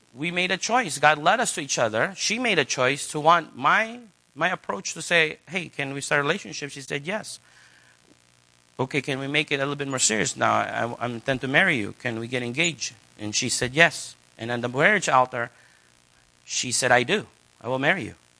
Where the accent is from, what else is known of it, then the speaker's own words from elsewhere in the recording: United States; as an American